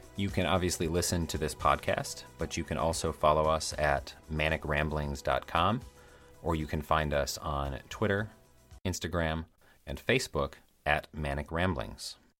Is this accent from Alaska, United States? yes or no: no; Michigan's Upper Peninsula, United States; accent: Midwestern; now in Chicago area, United States; I was born and raised in Michigan's Upper Peninsula.